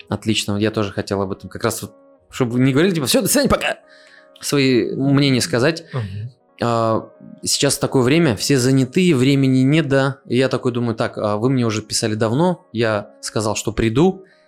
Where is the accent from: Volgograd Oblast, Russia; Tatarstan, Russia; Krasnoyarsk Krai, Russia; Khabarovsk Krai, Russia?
Tatarstan, Russia; Я на своём месте, на своей родине